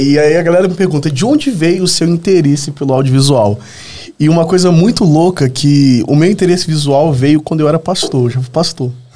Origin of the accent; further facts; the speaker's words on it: Volta Redonda, Rio de Janeiro, Brazil; moved away as an adult; now in São Paulo, Brazil; Eu sou do Rio de Janeiro, do interior do Rio. Nasci no interior, uma cidade chamada Volta Redonda.